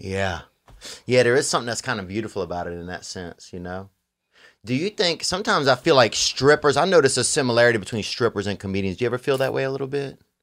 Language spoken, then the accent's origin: English; Louisiana, United States; I'm from Louisiana